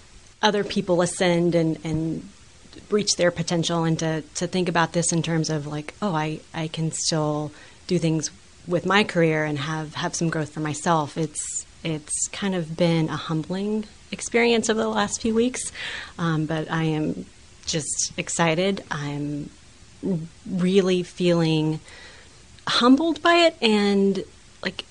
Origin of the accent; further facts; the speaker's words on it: Permian Basin, West Texas, United States; moved away as an adult; now in Florida, United States; I grew up in the Permian Basin